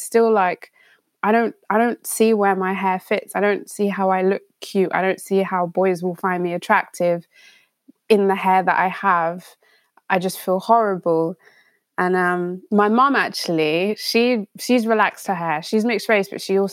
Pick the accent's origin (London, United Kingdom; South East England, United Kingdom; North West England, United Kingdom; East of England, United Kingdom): London, United Kingdom; growing up in London